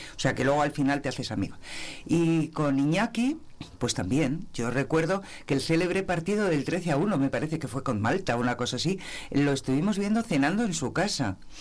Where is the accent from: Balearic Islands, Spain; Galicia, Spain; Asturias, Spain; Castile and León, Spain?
Castile and León, Spain; Navafría; now in Segovia, Spain; estar en mi pueblo en verano